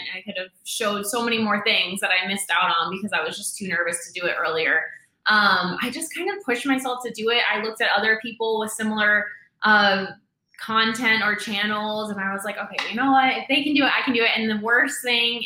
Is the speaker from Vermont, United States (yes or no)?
no; New York, United States; moved away as an adult; also born or lived in Dominican Republic; I'm from New York. I was working in Manhattan